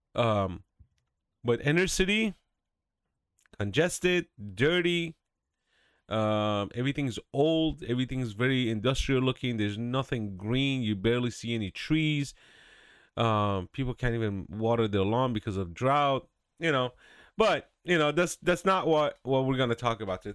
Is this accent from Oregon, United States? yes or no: no; California, United States; moved away; I'm from California. I lived there for about fifteen years, and, uh, thank God I left in two thousand eight.